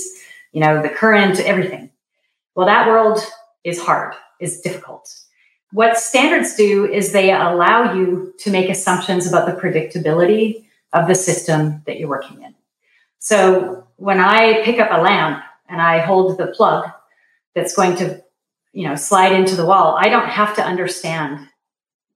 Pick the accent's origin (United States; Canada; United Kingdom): Canada; I am originally from Canada